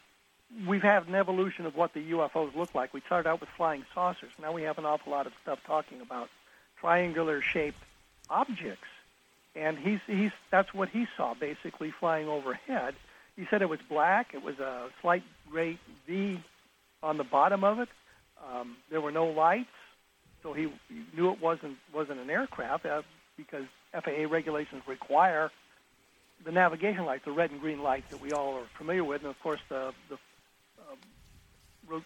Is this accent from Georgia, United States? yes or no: no; Colorado, United States; when I was growing up in Colorado, I was a member of sort of the Denver UFO Society